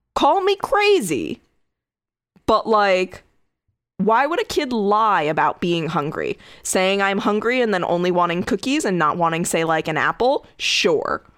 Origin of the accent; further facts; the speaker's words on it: Connecticut, United States; my home state of Connecticut.